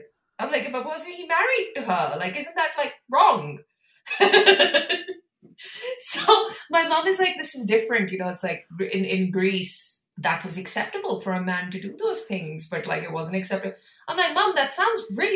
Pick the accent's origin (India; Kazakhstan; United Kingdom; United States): India; I come from India